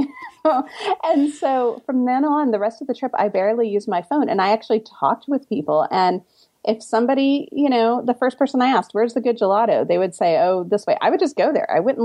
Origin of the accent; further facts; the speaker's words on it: Austin, Texas, United States; also born or lived in Turkey; I grew up in Austin, Texas